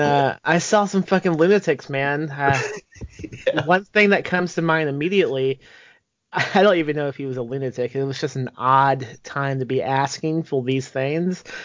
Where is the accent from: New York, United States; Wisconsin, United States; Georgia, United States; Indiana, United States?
Indiana, United States; moved away as an adult; also born or lived in Texas; now in San Antonio area, Texas, United States; I'm from Indiana, and I moved to Texas when I was 18.